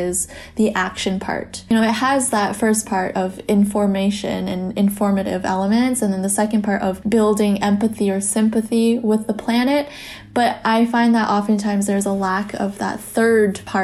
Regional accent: Canada; moved away; I'm originally from Canada.

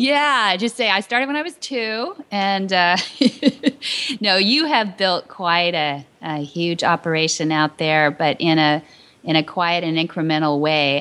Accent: San Luis Obispo, California, United States; we lived not too far from each other when I was born in San Luis Obispo

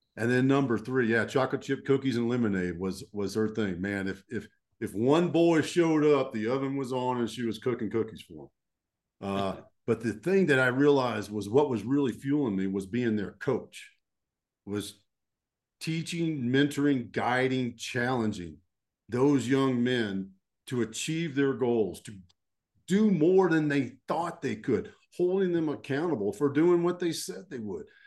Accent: Fort Worth, Texas, United States; So I grew up in Texas, uh, and I'm a, I'm a deep Texas boy

